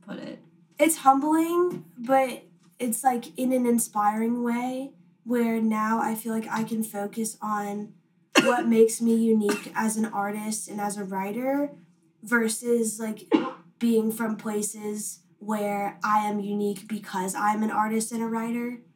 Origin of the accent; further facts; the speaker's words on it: Wilmington, North Carolina, United States; I'm from Wilmington